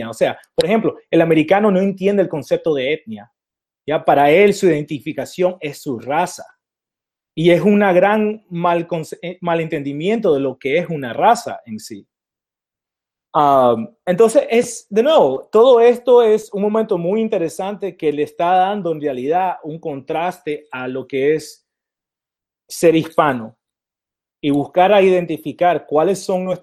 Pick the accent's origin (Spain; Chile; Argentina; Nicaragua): Nicaragua; Y esto nos informa del momento como hispanos en Estados Unidos, porque siendo nicaragüense, nosotros tenemos negros y tenemos blancos, ¿verdad?